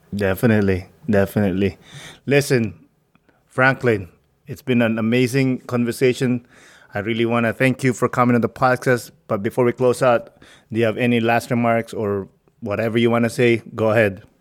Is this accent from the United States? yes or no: no; Philippines; I'm Filipino